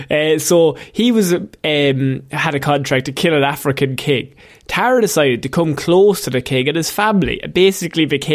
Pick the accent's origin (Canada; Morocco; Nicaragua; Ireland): Ireland; We're Irish